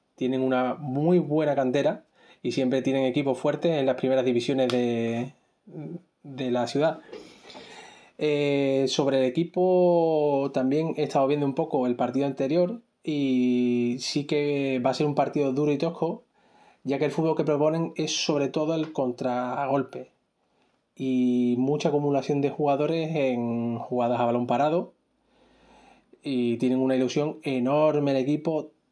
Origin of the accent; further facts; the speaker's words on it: Seville, Andalusia, Spain; moved away as an adult; now in Cantabria, Spain; soy sevillano y sevillista, desde el mismo barrio de Piromontano